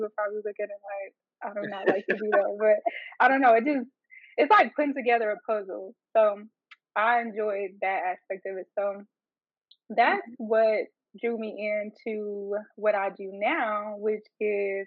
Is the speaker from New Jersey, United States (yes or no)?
no; Arkansas, United States; I'm from Arkansas